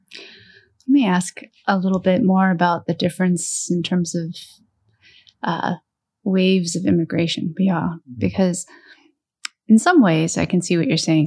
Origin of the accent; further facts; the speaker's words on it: Kimberly, Wisconsin, United States; So I grew up in Kimberly